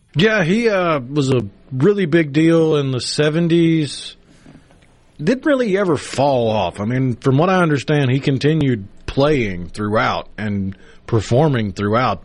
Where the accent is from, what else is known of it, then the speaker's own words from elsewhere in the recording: Tupelo, Mississippi, United States; also born or lived in Clinton, Mississippi; growing up in Tupelo